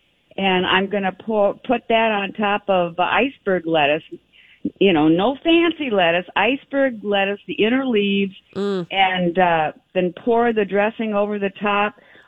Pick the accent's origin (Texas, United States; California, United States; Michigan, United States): California, United States; San Francisco; Because I'm born and raised in San Francisco.